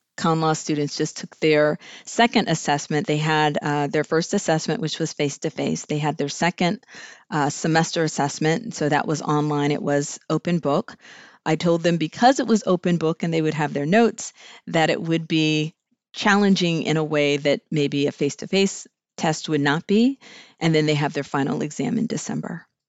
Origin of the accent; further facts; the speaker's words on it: Southern California, United States; moved away as an adult; also born or lived in Greensboro, North Carolina; grew up in Southern California